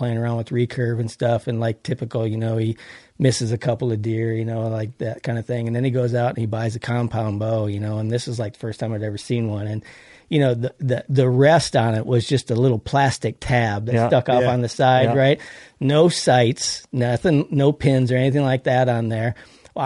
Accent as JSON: {"language": "English", "region": "Wisconsin", "country": "United States", "tie": "born or raised there", "moved": "as an adult", "lives_now": "Oregon, United States", "said": "I grew up in Wisconsin, so I hunted there."}